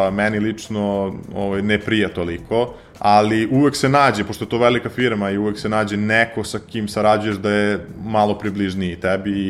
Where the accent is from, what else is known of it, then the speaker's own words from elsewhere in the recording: Serbia; pošto sam iz Srbije